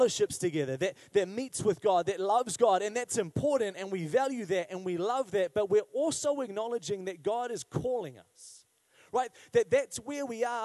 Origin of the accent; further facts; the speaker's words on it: Wellington, New Zealand; growing up in Wellington